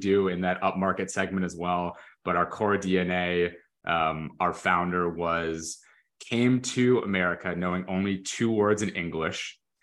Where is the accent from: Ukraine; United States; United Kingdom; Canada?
Canada; I'm Canadian